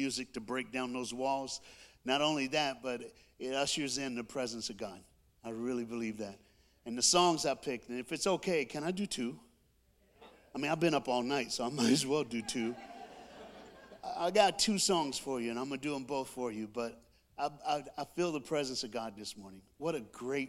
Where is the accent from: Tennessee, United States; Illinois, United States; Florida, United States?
Tennessee, United States; I'm from the South, lived, born, raised in the South. I'm a Tennessee boy